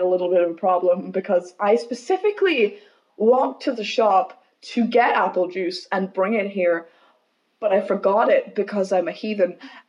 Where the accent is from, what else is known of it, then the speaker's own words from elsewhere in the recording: United States; I am American